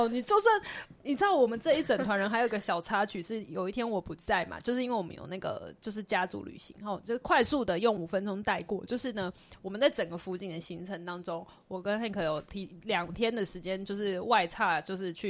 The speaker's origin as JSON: {"language": "Chinese", "country": "Taiwan", "said": "拍这样台湾人啦，我们台湾人啦"}